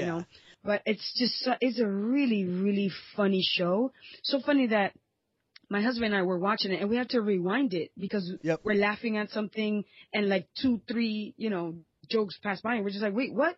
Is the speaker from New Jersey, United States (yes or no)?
no; New York, United States; I was born and raised in New York